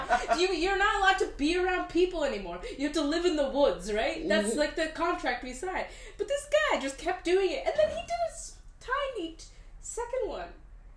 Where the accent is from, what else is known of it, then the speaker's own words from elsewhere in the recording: United Kingdom; we're also British